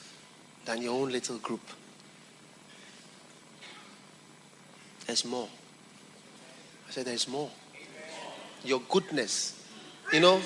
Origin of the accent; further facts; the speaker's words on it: Accra, Greater Accra, Ghana; My hometown is Jamestown, British Accra.